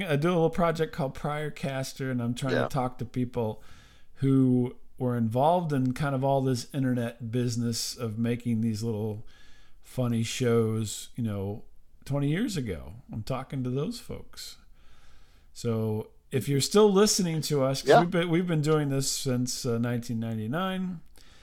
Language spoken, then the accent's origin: English; Decatur, Illinois, United States; Decatur, which is my hometown. And well, I don't live there anymore